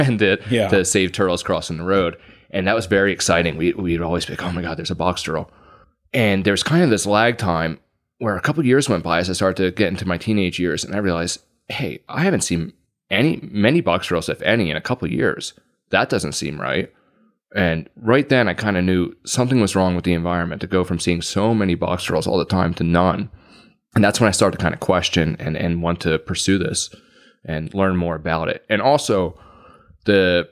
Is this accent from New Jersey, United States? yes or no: yes; Gloucester County, New Jersey, United States; I grew up in Gloucester County, New Jersey